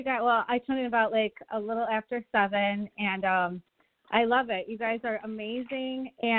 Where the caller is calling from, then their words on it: Buffalo, New York, United States; I'm calling from Buffalo, New York.